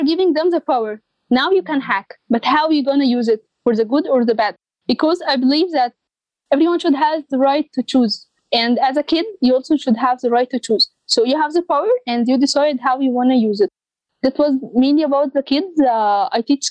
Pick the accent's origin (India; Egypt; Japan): Egypt; in my country, Egypt, I was in a team of girls